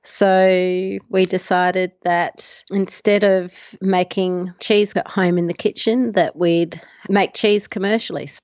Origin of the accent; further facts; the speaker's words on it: Melbourne, Victoria, Australia; moved away as an adult; now in Tasmania, Australia; I was born in Melbourne, uh, six kilometres from the central business district of Melbourne, actually. And I went to school there